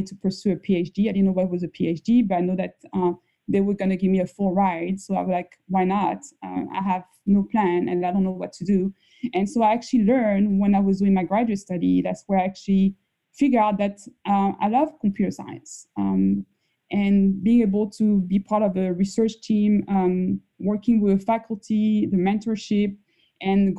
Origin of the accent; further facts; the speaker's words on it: Paris, Île-de-France, France; moved away as an adult; now in United States; the first 19 years, I was raised in Paris, France.